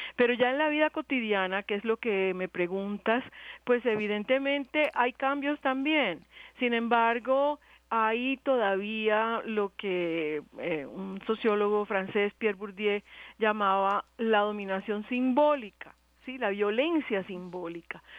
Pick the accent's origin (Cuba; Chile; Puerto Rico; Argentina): Cuba; now in Colombia; yo soy cubana.